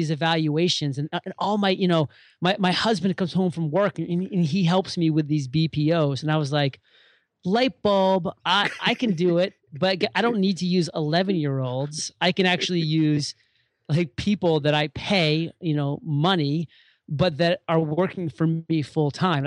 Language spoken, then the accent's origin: English; Maine, United States; moved away as an adult; move back to my home state of Maine